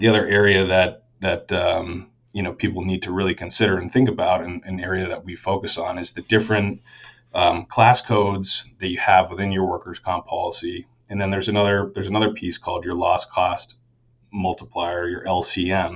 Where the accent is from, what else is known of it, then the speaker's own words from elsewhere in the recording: Chittenden County, Vermont, United States; I grew up in Vermont, grew up in Chittenden County